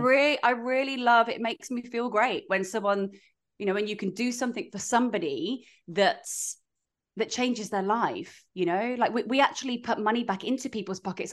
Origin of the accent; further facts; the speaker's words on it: United Kingdom; now in Australia; we're British